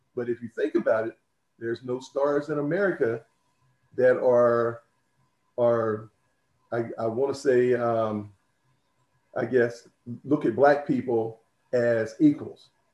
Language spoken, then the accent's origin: English; Laurel, Delaware, United States; moved away as an adult; also born or lived in Salisbury, Maryland; I grew up in Laurel, Delaware, and went to Laurel High School